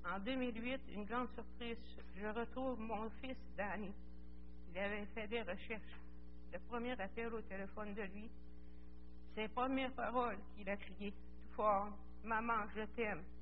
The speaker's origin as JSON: {"language": "French", "town": "Sainte-Anne-des-Monts", "region": "Quebec", "country": "Canada", "tie": "born there", "said": "Je suis né à Saint-Anne-des-Monts, en Gaspésie, le 29 octobre 54, de, de parents catholiques non pratiquants."}